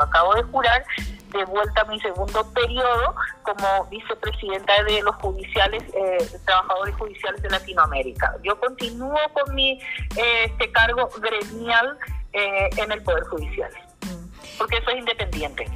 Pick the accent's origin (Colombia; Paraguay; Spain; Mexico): Paraguay; somos ciudadanos paraguayos.